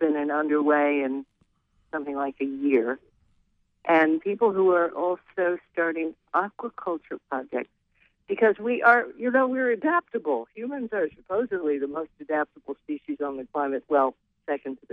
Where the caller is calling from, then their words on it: Rockland, Maine, United States; I'm calling from Rockland Harbor